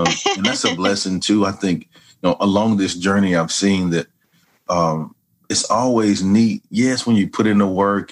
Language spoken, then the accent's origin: English; Hearne, Texas, United States; also born or lived in Dallas, Texas; I was born in Dallas, Texas. My parents separated when I was 5 years old. We moved to my mother's hometown of Hearne, Texas, which is close to Texas A&M University.